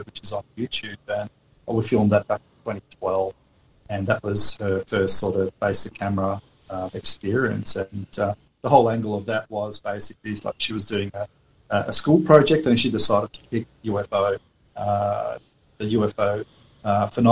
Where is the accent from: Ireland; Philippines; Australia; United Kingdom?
Australia; we're from Australia